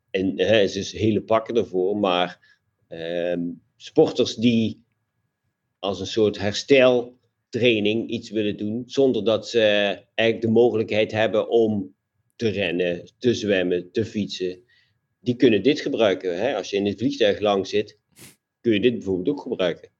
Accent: Limburg, Netherlands; als ik vanuit eh, mijn, mijn, eh, mijn geboorteplaats eh, te hard fiets, dan zit ik al in Duitsland

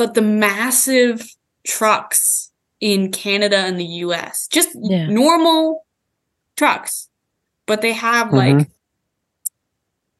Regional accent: United States; being an American

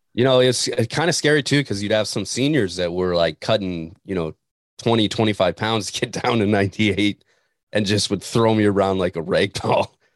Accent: Montana, United States; moved away; a kid from Montana

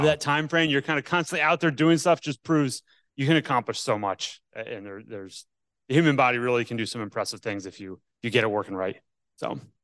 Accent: Northeast, United States; now in Atlanta, United States; I grew up in the Northeast

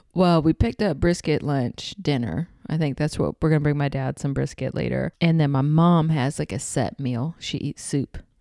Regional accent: Texas, United States; accent: southern; now in Los Angeles, United States; I'm in Texas. My accent comes out.

